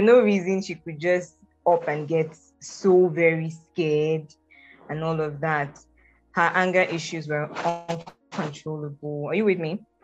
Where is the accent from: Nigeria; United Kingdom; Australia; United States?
Nigeria; I'm fully Nigerian. Um, I'm from a State actually, and my mom is from Enugu State. So yes, proudly and fully Nigerian.